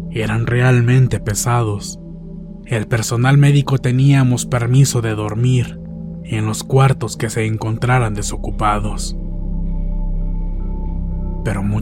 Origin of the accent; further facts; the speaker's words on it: Monterrey, Nuevo León, Mexico; en la ciudad de Monterrey, Nuevo León, lugar de donde soy originaria.